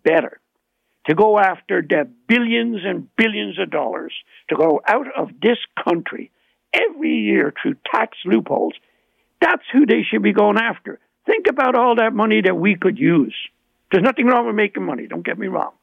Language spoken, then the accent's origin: English; Ireland; accent: Irish; now in Ontario, Canada; you can hear my Irish accent